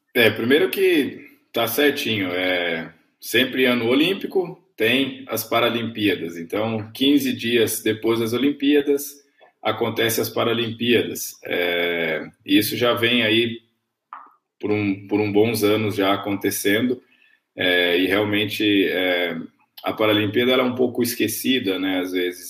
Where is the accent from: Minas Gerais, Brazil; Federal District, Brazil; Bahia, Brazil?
Minas Gerais, Brazil; Camanducaia; eu cresci em Camanducaia, Minas Gerais, uma grande cidade, cidade do interior de Minas